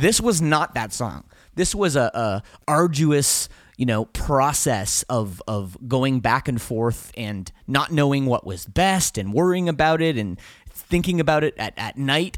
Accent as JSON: {"language": "English", "country": "Canada", "said": "we're from Canada"}